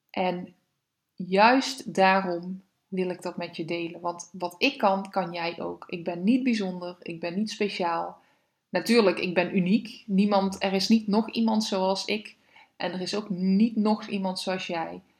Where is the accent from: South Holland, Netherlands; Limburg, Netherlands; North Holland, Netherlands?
Limburg, Netherlands; Ik, eh, ja, ik vertelde net al, ik kom uit Limburg. Ik heb daar gewoond.